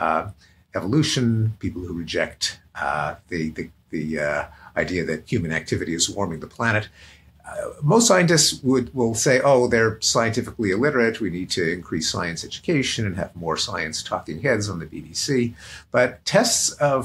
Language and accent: English; Montreal, Quebec, Canada; now in United States; I come from Montreal, and we are famous for a kind of bagel